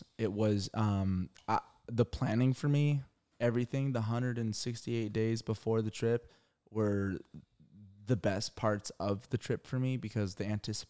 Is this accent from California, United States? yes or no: yes; Irvine, California, United States; Yeah, we're from Irvine.